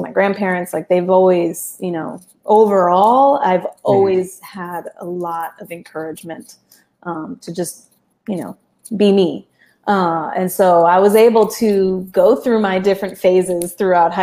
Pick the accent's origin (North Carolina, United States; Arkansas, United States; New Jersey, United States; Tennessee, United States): North Carolina, United States; Chapel Hill; first language Spanish; English is a second language; I grew up in North Carolina, and for me, that will always be home